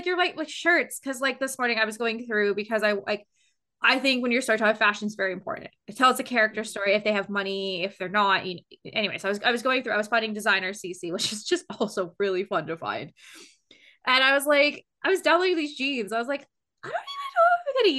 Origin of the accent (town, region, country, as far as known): United Kingdom